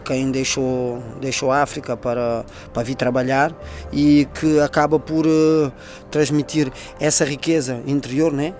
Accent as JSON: {"language": "Portuguese", "country": "Portugal", "tie": "born or raised there", "said": "eu nas Fontainhas, falando do bairro onde eu cresci, onde eu aprendi"}